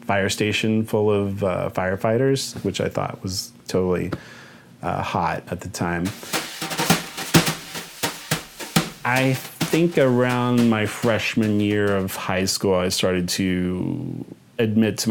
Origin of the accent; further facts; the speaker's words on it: Wichita, Kansas, United States; moved away; my hometown in Wichita, Kansas